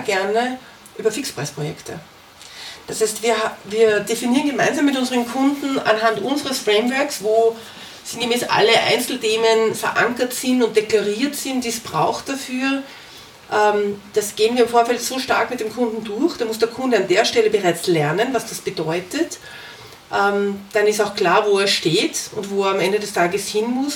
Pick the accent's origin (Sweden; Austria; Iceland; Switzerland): Austria; Vienna; also born or lived in Germany; aus Wien